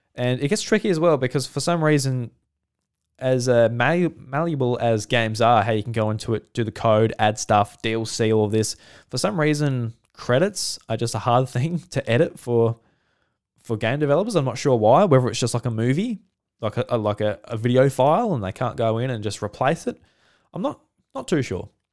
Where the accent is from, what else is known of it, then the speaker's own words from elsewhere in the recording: Australia; as an Australian